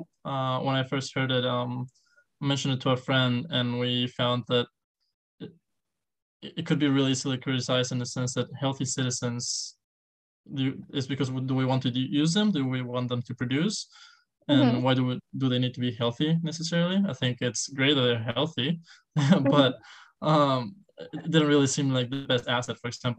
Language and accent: English; León, Guanajuato, Mexico; also born or lived in Mexico City; Well, I'm from Mexico. I was born in Mexico City. I moved a lot around Mexico. Although I was born in Mexico City, I feel like I grew up in a city called León, Guanajuato.